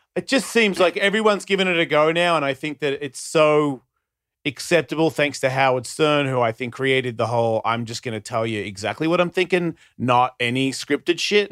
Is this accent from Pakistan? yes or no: no; Australia; I'm Australian.